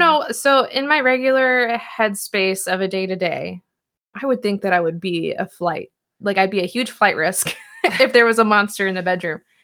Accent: Puyallup, Washington, United States; from my hometown of Puyallup

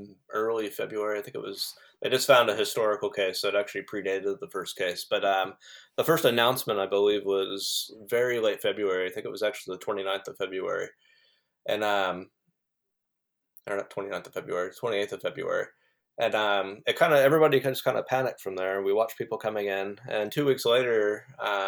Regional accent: United States; moved away as an adult; now in New Zealand; I haven't actually lived in the United States for almost 10 years

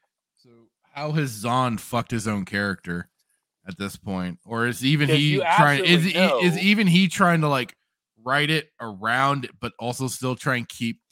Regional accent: California, United States; I'm from California

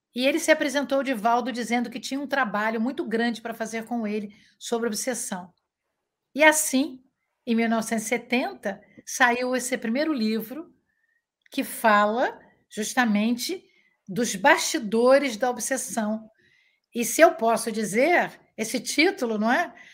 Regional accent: Niterói, Rio de Janeiro, Brazil; moved away as an adult; now in Cabo Frio, Brazil; eu moro agora em Cabo Frio, eu sou de Niterói

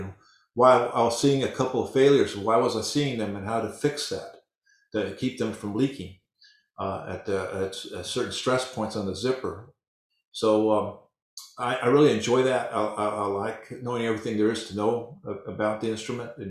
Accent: El Paso, Texas, United States; as a youngster growing up in El Paso, Texas

